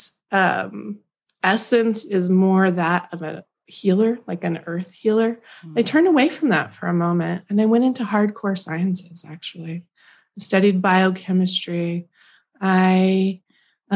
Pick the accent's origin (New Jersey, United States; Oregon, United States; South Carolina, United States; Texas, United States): Oregon, United States; also born or lived in California; I grew up in the mountains of Oregon